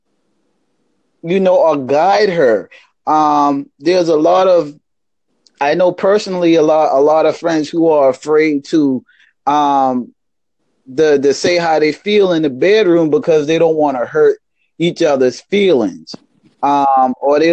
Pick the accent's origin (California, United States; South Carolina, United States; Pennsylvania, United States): South Carolina, United States; Charleston; I'm from Charleston, South Carolina, in the United States